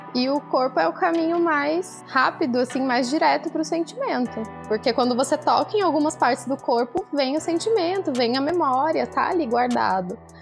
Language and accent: Portuguese; interior of Paraná, Brazil; moved away; eu venho aqui para o interior trazer, trazendo esse trabalho é, com muita honra e muita alegria também para o local onde eu nasci